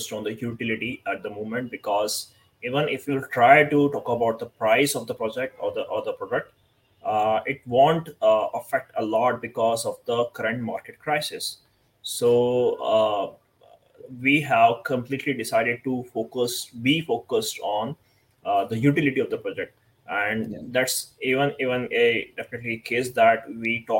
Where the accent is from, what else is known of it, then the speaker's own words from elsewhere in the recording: India; I'm from India